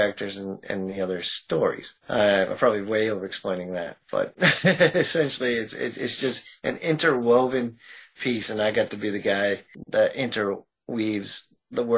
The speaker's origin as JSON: {"language": "English", "region": "Massachusetts", "country": "United States", "said": "I'm from Massachusetts"}